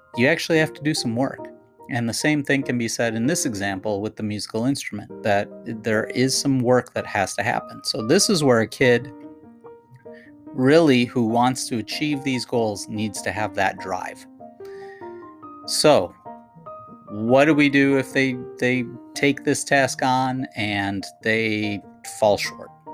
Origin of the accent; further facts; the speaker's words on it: Minnesota, United States; I grew up in Minnesota